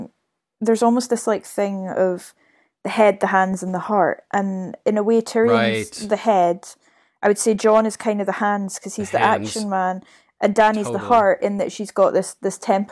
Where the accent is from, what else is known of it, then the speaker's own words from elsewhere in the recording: United Kingdom; I mean, I'm British, and I can't even tell you how the laws of succession really work here.